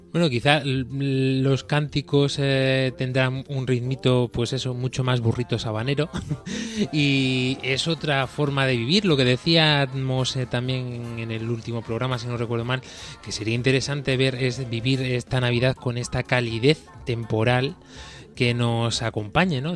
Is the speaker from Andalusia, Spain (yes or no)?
yes; Andalusia, Spain; now in Murcia, Spain; de mi tierra, de Andalucía, del sur de España